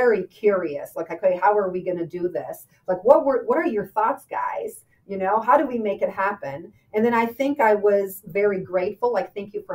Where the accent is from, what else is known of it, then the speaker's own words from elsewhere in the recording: Albania; moved away; I grew up in Albania